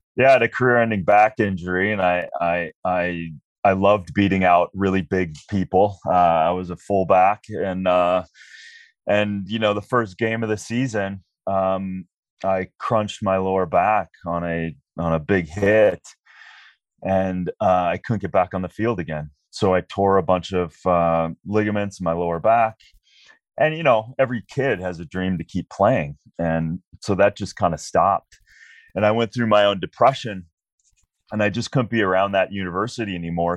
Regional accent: Minnesota, United States; I was a regular kid growing up in Minnesota

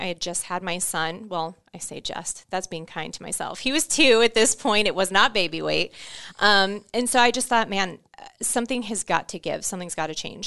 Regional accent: Orlando, Florida, United States; moved away as an adult; I grew up in Orlando, Florida, Um, I was born and raised there until I was nineteen.

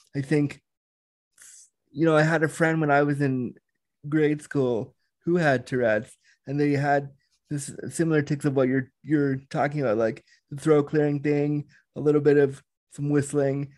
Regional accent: Orange County, California, United States; I was born in Orange County back in the day.

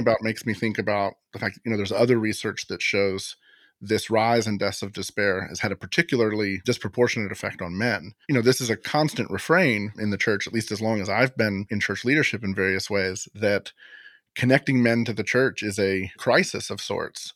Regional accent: Florida, United States; Florida takes the cake, as usual, my home state

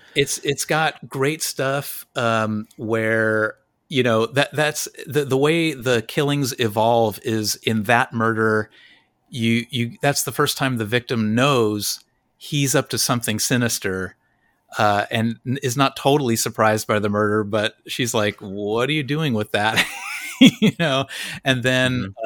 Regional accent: Los Angeles, California, United States; I grew up in Los Angeles

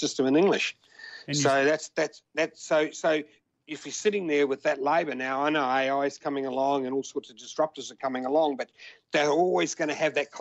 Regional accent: Australia; I was as Australian as Australian

